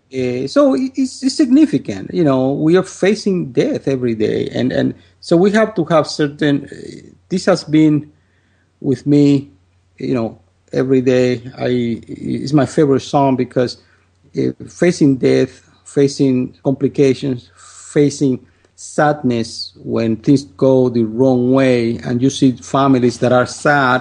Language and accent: English; Dominican Republic; moved away as an adult; now in United States; I'm from the Dominican Republic, and I lived in my country uh, for 25 years. Then I came to the United States